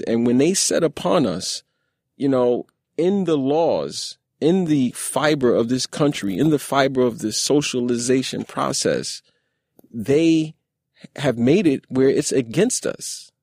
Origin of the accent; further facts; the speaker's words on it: New York City, New York, United States; I grew up in Brownsville